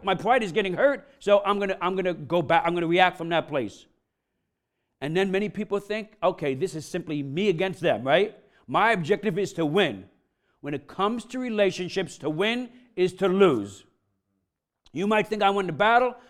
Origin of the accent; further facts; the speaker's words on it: New York, United States; I'm from New York, I'm Italian